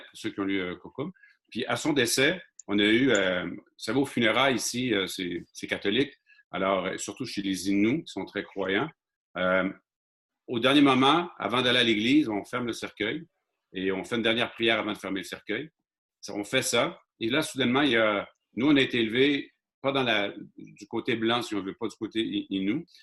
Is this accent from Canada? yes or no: yes; Mashteuiatsh, Quebec, Canada; je suis un Inou de Machtouyash